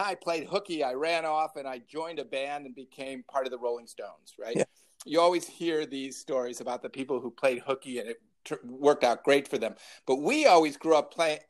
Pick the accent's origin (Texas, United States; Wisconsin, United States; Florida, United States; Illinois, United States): Illinois, United States; Libertyville; my hometown, the town of Libertyville, Illinois.